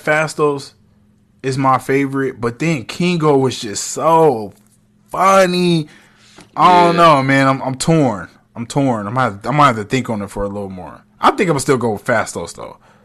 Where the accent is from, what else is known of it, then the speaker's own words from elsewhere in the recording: United States; I'm American.